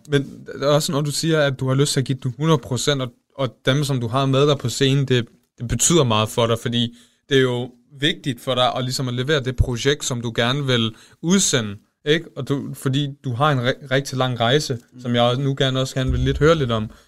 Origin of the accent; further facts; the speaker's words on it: Denmark; first language Danish; jeg, jeg er født i Danmark, og det var så mit første sprog